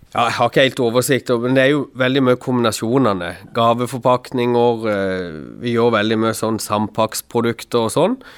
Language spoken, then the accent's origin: Norwegian; Kristiansand, Agder, Norway; er jeg fra Flekkerøy sjøl